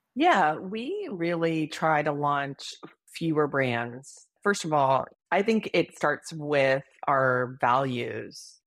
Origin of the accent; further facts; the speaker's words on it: Hawaii, United States; moved away; I grew up in Hawaii